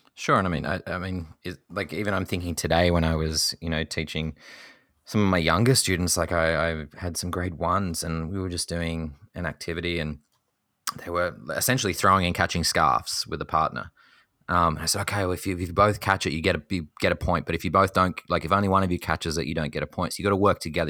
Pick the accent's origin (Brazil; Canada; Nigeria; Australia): Australia; Tasmania; my home state of Tasmania